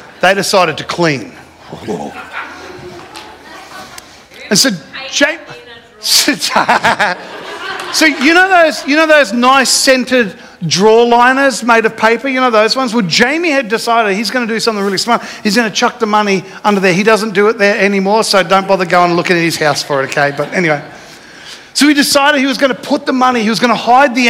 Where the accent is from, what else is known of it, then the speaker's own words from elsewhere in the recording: Jimboomba, Queensland, Australia; when we grew up in Jimboom